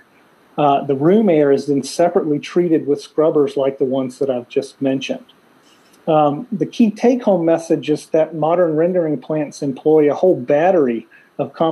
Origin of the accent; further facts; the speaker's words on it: South Carolina, United States; in Ward, South Carolina, in my home state